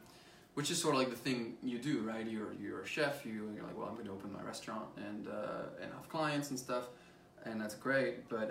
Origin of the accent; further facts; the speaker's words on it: France; I grew up in France listening to French music